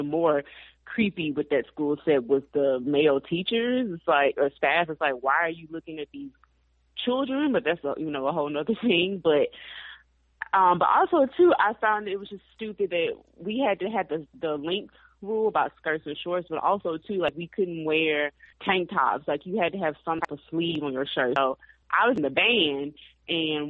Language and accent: English; Mississippi, United States; I grew up in Mississippi